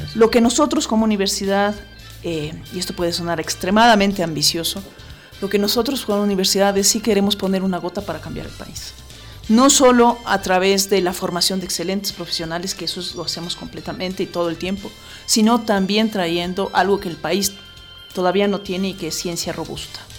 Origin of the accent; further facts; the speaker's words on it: Ecuador; como ecuatorianos